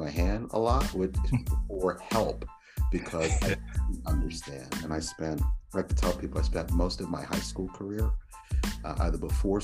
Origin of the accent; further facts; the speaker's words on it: Philadelphia, Pennsylvania, United States; moved away as an adult; also born or lived in Providence, Rhode Island / New England / Pacific Northwest; I grew up in Philadelphia and spent 17, 18 years of my life there in Philadelphia